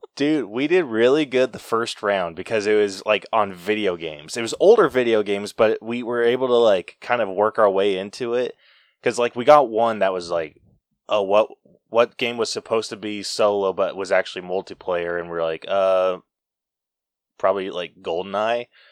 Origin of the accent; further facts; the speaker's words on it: Utah, United States; I'm from Utah